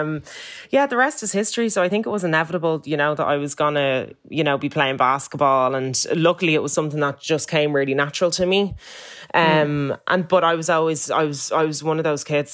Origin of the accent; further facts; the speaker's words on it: Ireland; I'm coming from Ireland, which is predominantly white, then going to South Carolina to an all black school